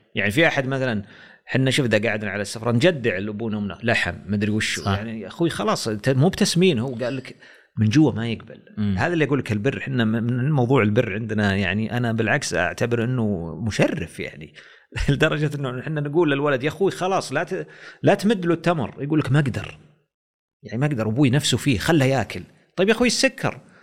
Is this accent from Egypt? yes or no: no; Saudi Arabia; احنا في السعوديه